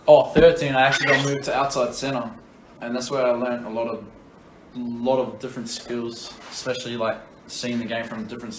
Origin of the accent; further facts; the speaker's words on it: Ipswich, Queensland, Australia; I've grown up in Ipswich